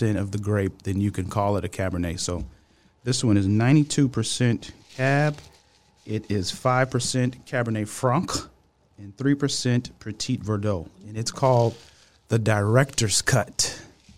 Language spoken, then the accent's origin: English; Louisiana, United States; I'm from Louisiana. We don't use allspice.